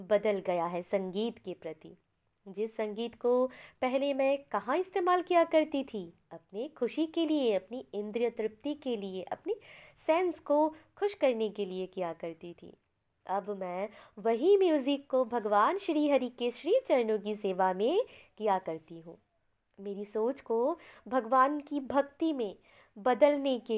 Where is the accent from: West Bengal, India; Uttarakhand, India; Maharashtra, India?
West Bengal, India; मैं वेस्ट बंगाल से बिलोंग करती हूँ